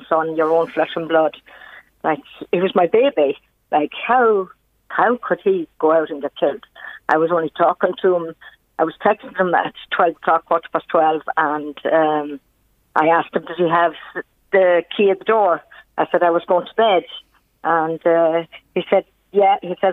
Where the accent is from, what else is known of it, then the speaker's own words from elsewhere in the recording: Mayo, Connacht, Ireland; moved away; Myself and my husband's originally yeah. from Mayo.